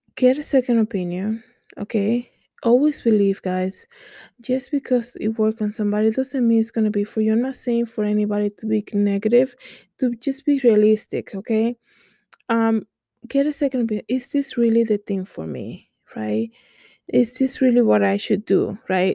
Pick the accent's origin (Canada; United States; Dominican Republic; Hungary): Dominican Republic; English is a second language; moved away; I grew up in the Dominican Republic